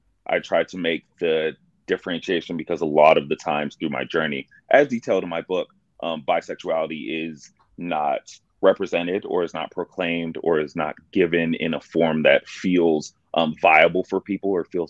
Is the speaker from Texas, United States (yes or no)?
yes; Dallas, Texas, United States; also born or lived in Buffalo, New York; My mother then decided to move us to Dallas, Texas